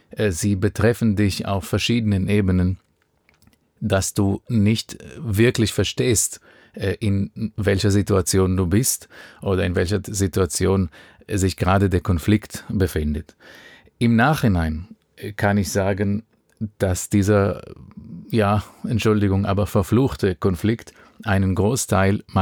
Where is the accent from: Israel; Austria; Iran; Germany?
Israel; Wenn du in Israel geboren und aufgewachsen bist, das ist bei mir 1982 der Fall gew